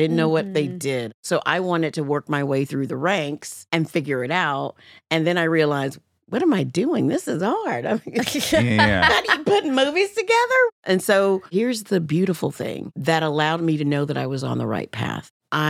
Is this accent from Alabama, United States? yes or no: yes; Alabama, United States; I'm from Alabama.